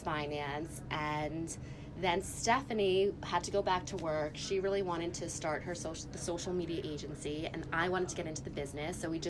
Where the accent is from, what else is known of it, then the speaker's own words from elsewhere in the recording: New York, United States; moved away as an adult; also born or lived in Massachusetts; I grew up in New York. Never left